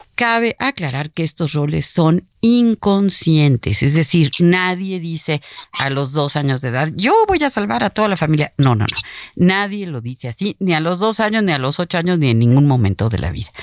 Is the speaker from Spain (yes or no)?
no; Mexico; nuestro pueblo mexicano